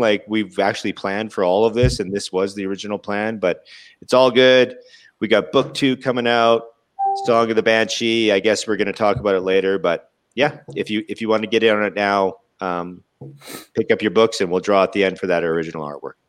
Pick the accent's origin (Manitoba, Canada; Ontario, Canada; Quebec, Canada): Manitoba, Canada; Winnipeg; my hometown in Winnipeg